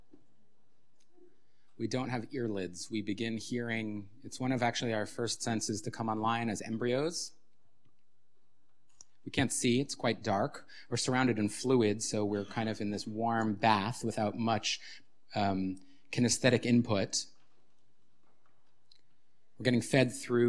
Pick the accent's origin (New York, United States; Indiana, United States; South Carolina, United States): New York, United States; New York City; moved away as an adult; now in Ulster County, United States; I grew up in Manhattan